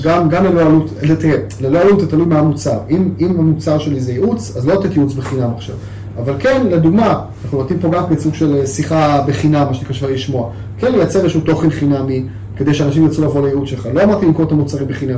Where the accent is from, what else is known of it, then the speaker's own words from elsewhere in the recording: Israel; גם כישראלי וכיהודי גאה